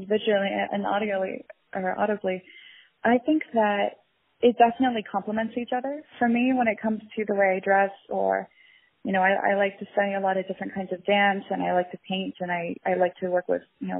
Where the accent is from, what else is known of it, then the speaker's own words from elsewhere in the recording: Florida, United States; also born or lived in Dallas, Texas; I grew up in Florida, close to the Everglades in a small town. I was born in Dallas